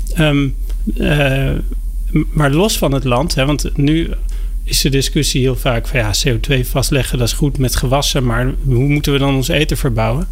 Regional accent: Driebergen, Utrecht, Netherlands; Mijn, eh, leven is begonnen in Nederland

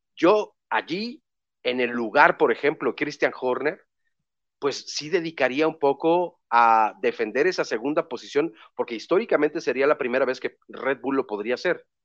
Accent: Mexico; Somos mexicanos

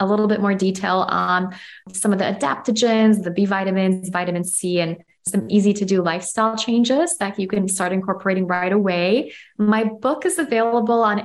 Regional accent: Chicago, Illinois, United States; moved away; also born or lived in Amsterdam; I'm from Chicago and I've lived in Europe

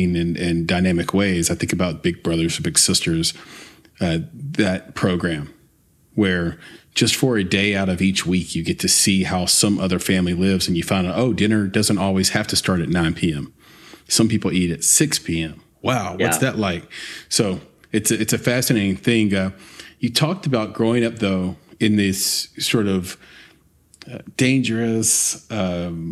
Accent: Lower Antioch and Woodbine, Tennessee, United States; I grew up in Lower Antioch and in Woodbine, not the best areas.

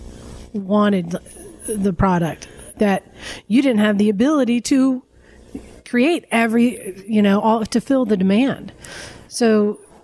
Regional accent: Santa Cruz, California, United States; We're from Santa Cruz.

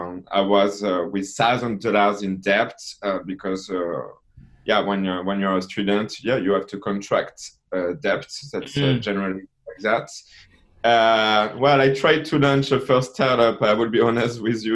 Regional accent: France; accent: French; I'm from France because of my accent

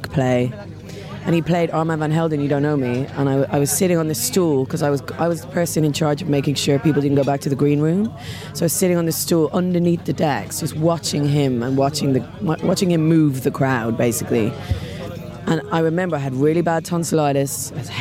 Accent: Dublin, Leinster, Ireland; I grew up in Dublin, and I was 17 years old

